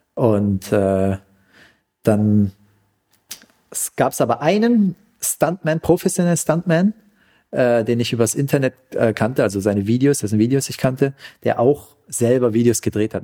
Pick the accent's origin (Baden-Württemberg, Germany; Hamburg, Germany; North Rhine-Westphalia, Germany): Baden-Württemberg, Germany; Pforzheim; also born or lived in Vietnam; als ich wieder zurück in Pforzheim war, wo ich herkomme